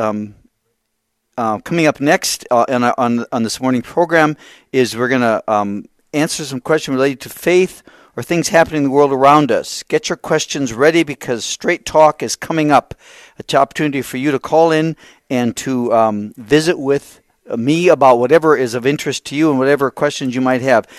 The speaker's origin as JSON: {"language": "English", "town": "Sioux Falls", "region": "South Dakota", "country": "United States", "tie": "born or raised there", "said": "the Diocese of Sioux Falls, which is my home diocese. And I went to school and high school in Sioux Falls."}